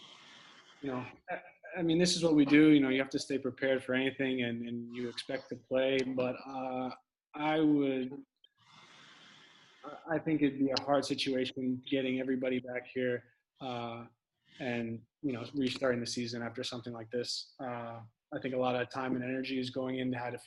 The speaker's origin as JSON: {"language": "English", "town": "Westport", "region": "Connecticut", "country": "United States", "tie": "born or raised there", "said": "Westport's a really nice place to grow up. You know, I was fortunate enough to be there"}